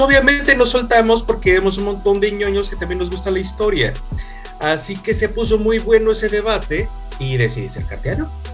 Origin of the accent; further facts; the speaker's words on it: Mexico City, Mexico; somos de Ciudad de México